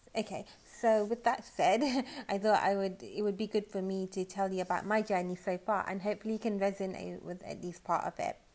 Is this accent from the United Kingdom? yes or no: yes; United Kingdom; I'm British